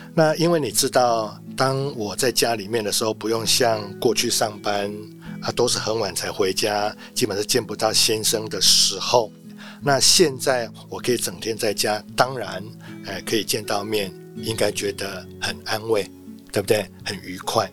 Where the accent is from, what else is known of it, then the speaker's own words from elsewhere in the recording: Taiwan; 我们台湾人